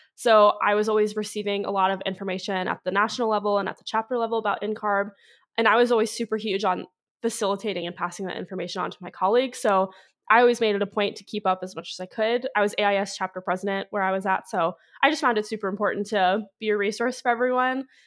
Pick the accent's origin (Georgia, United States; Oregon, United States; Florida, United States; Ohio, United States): Ohio, United States; also born or lived in Clemson, South Carolina; now in Cincinnati, United States; I am from Ohio, but I was in Northern Ohio for so long